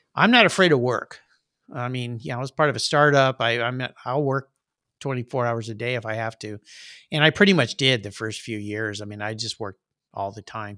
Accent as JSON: {"language": "English", "town": "La Jolla", "region": "California", "country": "United States", "tie": "born or raised there", "said": "grew up in La Jolla, California, where there's lots of nice cars"}